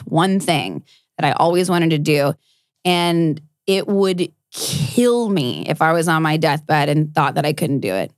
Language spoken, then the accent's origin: English; South Texas, United States; I grew up in South Texas